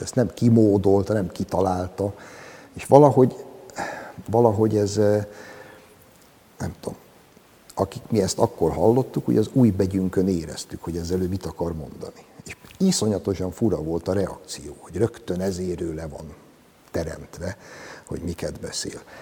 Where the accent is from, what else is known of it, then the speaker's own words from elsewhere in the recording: Hungary; Az Ugligetbe, ahol én felnőttem